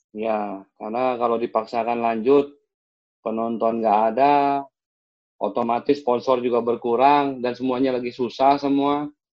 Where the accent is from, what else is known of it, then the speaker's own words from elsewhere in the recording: Jakarta, Indonesia; also born or lived in Malang; Saya orang baru, di, saya asli Duri Raya. Saya sekarang tinggal di daerah Serengseng